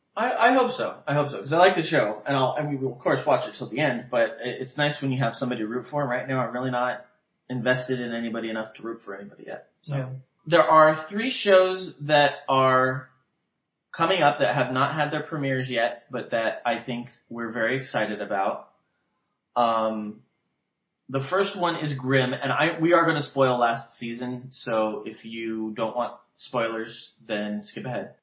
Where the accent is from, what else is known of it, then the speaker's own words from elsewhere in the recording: West Covina, California, United States; now in Palm Springs, United States; my hometown, West Covina